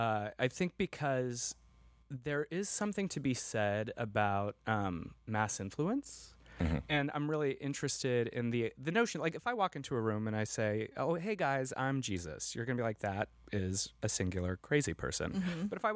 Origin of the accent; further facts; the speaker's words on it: Southwest, United States; And I grew up in the Southwest.